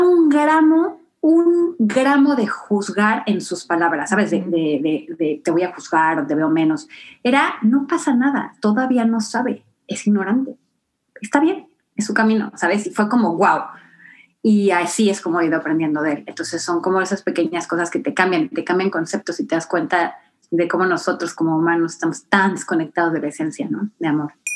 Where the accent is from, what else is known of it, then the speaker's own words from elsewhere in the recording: Acapulco, Guerrero, Mexico; yo vengo de Acapulco, ¿no? En México